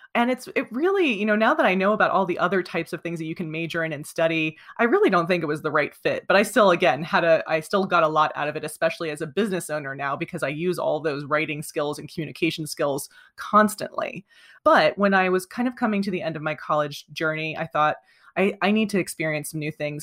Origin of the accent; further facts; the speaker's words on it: coastal New Jersey, United States; now in Vermont, United States; I grew up in coastal New Jersey. I now reside in Vermont